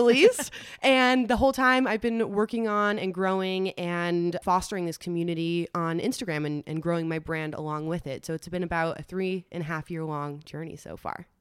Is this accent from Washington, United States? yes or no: no; New York City, New York, United States; moved away as an adult; also born or lived in Los Angeles; Grew up in New York City. I'm a New Yorker. Tried and true.